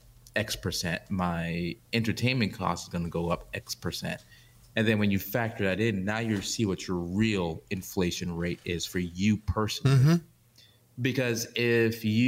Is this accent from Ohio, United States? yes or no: no; New York City, New York, United States; I grew up in New York, I grew up in Brooklyn